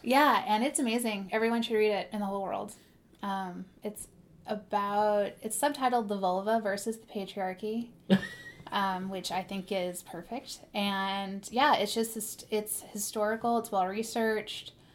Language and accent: English; Modesto, California, United States; I'm from Modesto